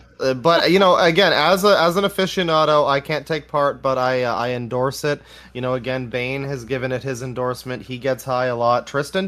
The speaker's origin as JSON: {"language": "English", "country": "Canada", "said": "as a Canadian"}